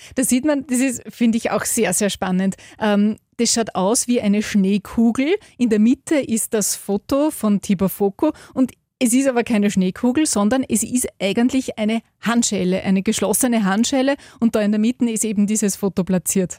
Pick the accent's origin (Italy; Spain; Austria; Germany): Austria; hometown near Linz, Upper Austria; Da war ich 16, bin in einem Postbus von meinem Heimatort nach Linz gefahren